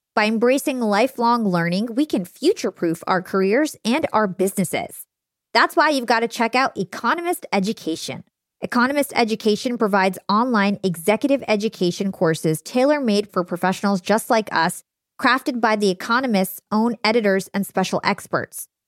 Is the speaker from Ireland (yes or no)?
no; New Jersey, United States; We're both from New Jersey